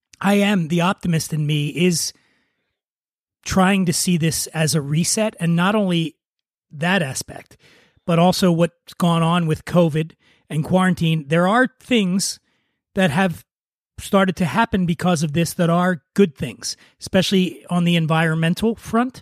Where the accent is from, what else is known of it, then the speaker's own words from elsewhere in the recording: Philadelphia, Pennsylvania, United States; I grew up poor in Philadelphia